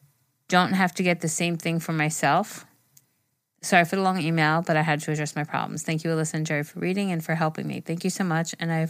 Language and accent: English; India; Well, I'm from India, and I need some advice on how to handle some situation that comes in front of me.